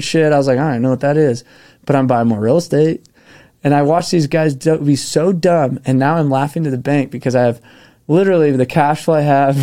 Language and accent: English; Park City, Utah, United States; I grew up in Park City